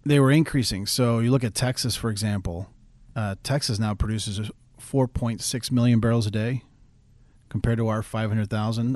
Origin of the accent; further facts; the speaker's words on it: Caracas, Capital District, Venezuela; also born or lived in Houston / Tulsa; now in Alaska, United States; I grew up in Venezuela. I spent most of my childhood in Venezuela. My dad was in the oil business